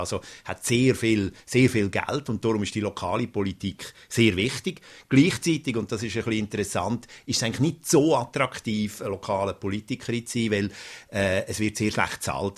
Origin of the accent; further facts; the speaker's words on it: Switzerland; now in Sweden; als Schweizer, Auslandschweizer hier in Schweden